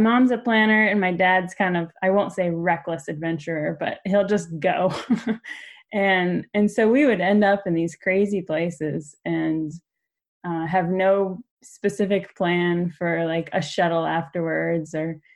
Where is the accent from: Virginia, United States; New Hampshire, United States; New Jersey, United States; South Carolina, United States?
New Hampshire, United States; moved away as an adult; also born or lived in Colorado / Wyoming; now in Maine, United States; I'm from New Hampshire.